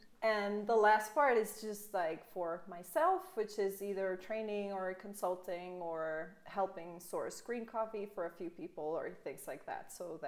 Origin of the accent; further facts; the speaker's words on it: Belgium; English is a second language; also born or lived in Comoros; now in Guatemala; I am from Belgium. Both my parents are from Belgium. My whole family's from Belgium.